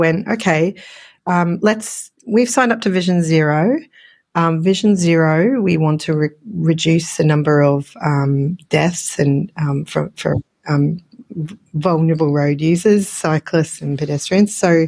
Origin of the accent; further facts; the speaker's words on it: Australia; accent: Australian; it's my Australian accent popping in.